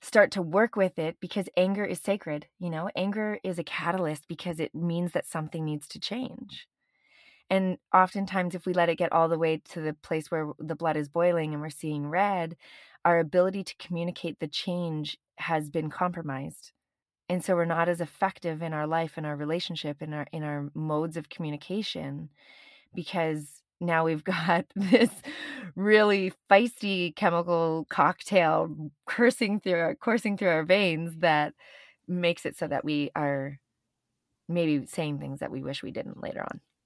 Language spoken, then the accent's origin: English; Canada; moved away; also born or lived in Venice; I'm Canadian